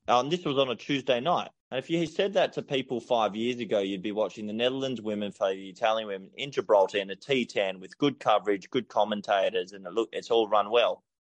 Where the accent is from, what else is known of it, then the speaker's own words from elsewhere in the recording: Australia; moved away as an adult; now in Spain; I was brought up in Australia